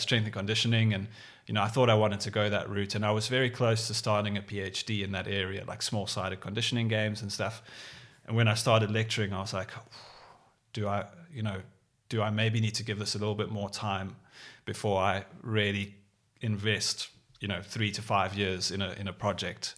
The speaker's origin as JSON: {"language": "English", "town": "Cape Town", "region": "Western Cape", "country": "South Africa", "tie": "born or raised there", "said": "growing up in Cape Town"}